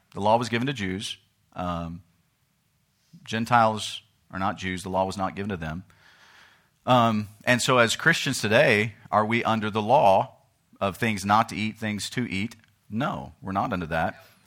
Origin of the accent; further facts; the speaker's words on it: United States; in America, I'm an American, but in Uganda, I become a Ugandan